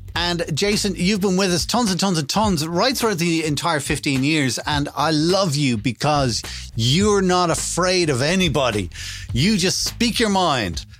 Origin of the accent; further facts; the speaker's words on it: Ireland; being an Irish person over the last 15 years